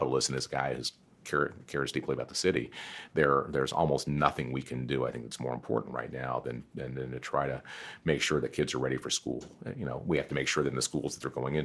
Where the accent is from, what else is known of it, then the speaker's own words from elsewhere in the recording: United States; I'm very lucky to be born in America when I was born in America